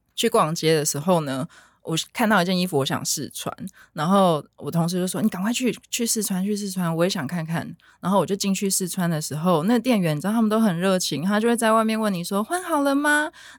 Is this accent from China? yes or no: no; Taiwan; 我们台湾人比较直来直往